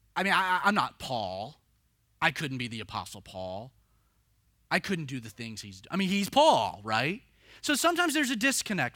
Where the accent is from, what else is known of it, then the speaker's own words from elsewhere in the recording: the South, United States; growing up in the South